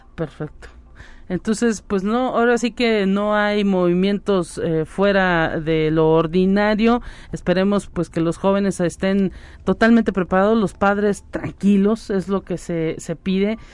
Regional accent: Mexico; México también vive ese problema de la migración y pues también hay tanto eh, colombianos como venezolanos que quieren pasar hacia el norte de nuestro país

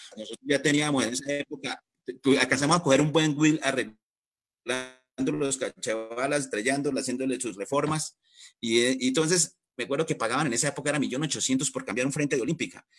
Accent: Duitama, Boyacá, Colombia; yo soy de Duitama, eh, yo soy de familia carrocera

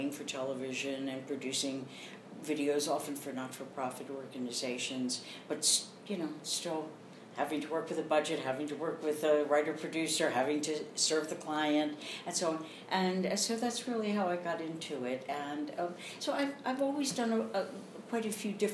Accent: Baltimore, Maryland, United States; moved away as an adult; also born or lived in Philadelphia, Pennsylvania / New York; I grew up in Baltimore, Maryland

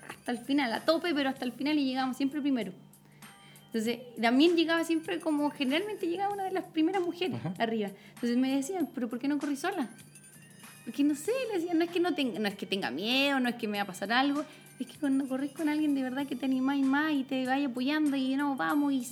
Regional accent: Coya, O'Higgins, Chile; moved away as an adult; also born or lived in Rancagua; now in Santiago, Chile; Yo nací en Coya, en los cerros, por eso me encanta todavía. mi colegio estaba en el cerro

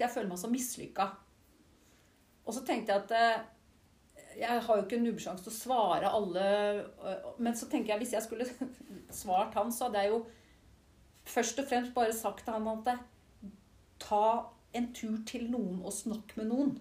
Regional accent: Siljan, Telemark, Norway; moved away as an adult; also born or lived in Skien / London / Oxford / Oslo; og så er jeg jo oppvokst i Siljan

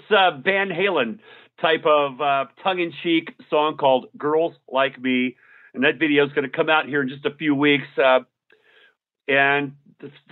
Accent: Arizona, United States; moved away; also born or lived in Nashville / Los Angeles; I grew up in Arizona

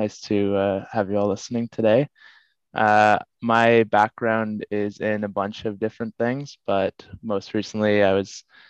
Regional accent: Canada; I am Canadian.

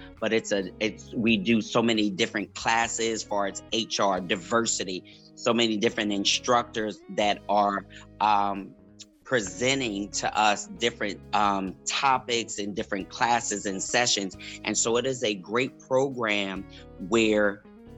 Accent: Harrisburg, Pennsylvania, United States; moved away as an adult; now in Maryland, United States; I'm originally from Harrisburg, PA, born and raised

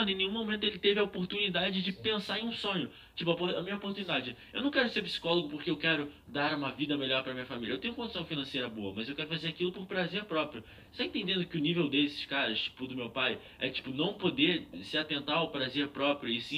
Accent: Rio de Janeiro, Brazil; Meu pai é paulista. Não, mas eu nasci no Rio de Janeiro, relaxa.

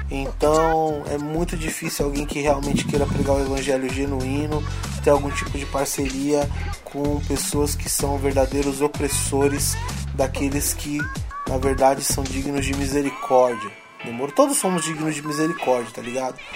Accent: São Paulo, Brazil; Minha quebrada também, salve Zona Norte, Jardim Peri, Peri Alto, tamo junto.

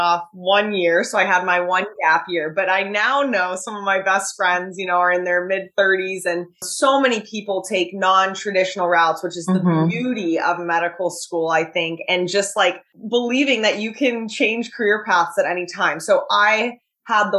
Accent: Southern California, United States; moved away as an adult; now in Chicago, United States; I'm from Southern California. My parents still live there and I will be going back

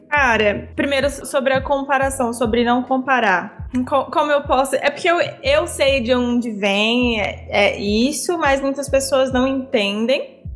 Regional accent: Brasília, Federal District, Brazil; Eu sou de Brasília, é, moro aqui desde sempre, minha família é mineira. É, eu cresci no Varjão, que é uma comunidade na periferia aqui de Brasília

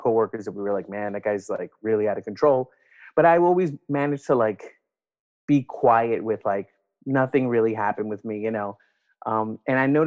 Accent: New York City, New York, United States; I am originally from New York, from Brooklyn, born and raised in New York City

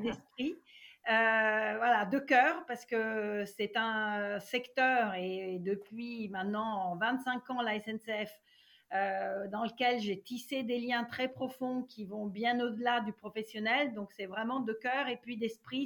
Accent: Italy; moved away as an adult; now in France; Je suis née en Italie et euh, j'y ai vécu euh, jusqu'à mes 24 ans

